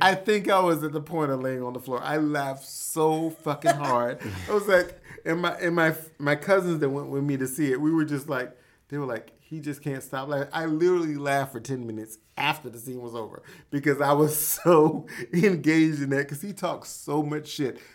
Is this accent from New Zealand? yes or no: no; the South, United States; I grew up in the South.